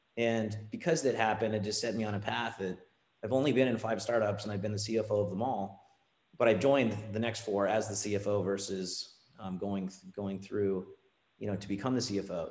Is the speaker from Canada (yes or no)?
yes; Ontario, Canada; moved away as an adult; also born or lived in California; Ontario is where I'm from. I'm Canadian